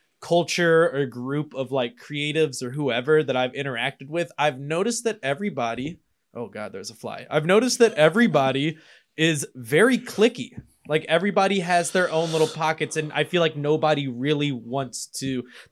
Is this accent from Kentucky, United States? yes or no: yes; Louisville, Kentucky, United States; I'm from Louisville.